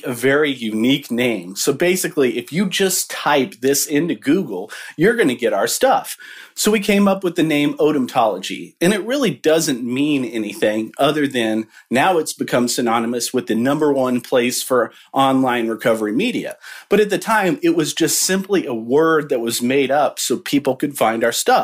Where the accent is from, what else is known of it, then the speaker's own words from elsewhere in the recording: Midwest, United States; we're from the Midwest